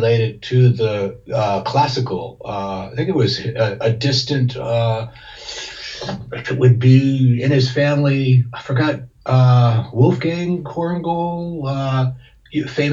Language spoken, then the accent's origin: English; South Florida, United States; also born or lived in Massachusetts; I was born in Massachusetts and grew up there till I was 8. And then my mother remarried. When she remarried, it was to a man who brought us to Florida, to South Florida. So I grew up there